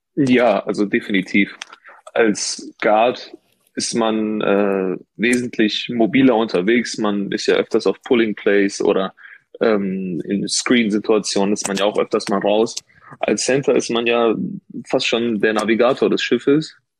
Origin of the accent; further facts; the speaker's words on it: Ruhr area, North Rhine-Westphalia, Germany; ich bin ja kein gebürtiger äh, Rheinländer. Ich bin ja aus dem Ruhrgebiet